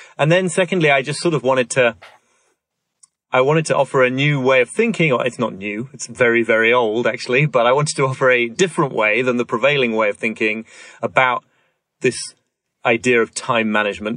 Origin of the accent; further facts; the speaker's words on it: York, Yorkshire and the Humber, United Kingdom; I grew up in York in the north of England